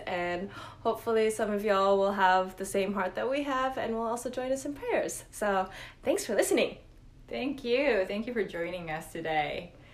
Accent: Japan; I also had a hard time as a younger Christian in my hometown in Japan

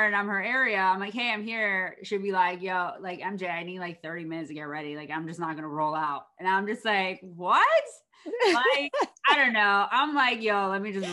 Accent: East Coast, United States; moved away; I'm from the East Coast.

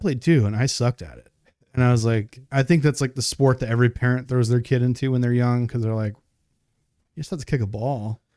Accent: New York, United States; I grew up in New York, so I was familiar with E C W and W W F

